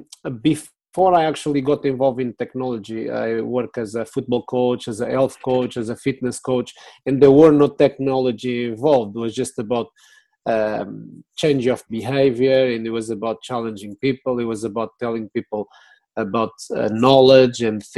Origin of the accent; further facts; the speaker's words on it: Lisbon, Portugal; English is a second language; moved away as an adult; now in United Kingdom; I'm born in Portugal. I'm from Lisbon, Portuguese citizen of the world